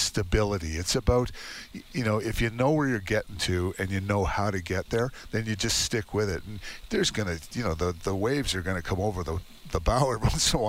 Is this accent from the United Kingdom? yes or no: no; Toronto, Ontario, Canada; moved away as an adult; also born or lived in Saskatchewan / Hinton, Alberta; I'm actually originally born and raised in Toronto, but I went to school in Saskatchewan.